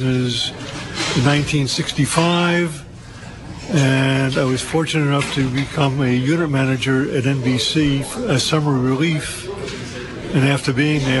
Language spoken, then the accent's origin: English; New York, United States; moved away as an adult; also born or lived in Los Angeles; now in Carmel, United States; I'm originally from New York.